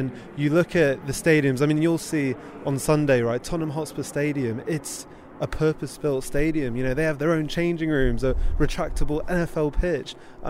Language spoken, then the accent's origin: English; Texas, United States; born there; Yeah, so I was actually born in Texas. I know you can't hear it in my accent anymore, but my parents were season ticket holders of the Cowboys in the 80s and 90s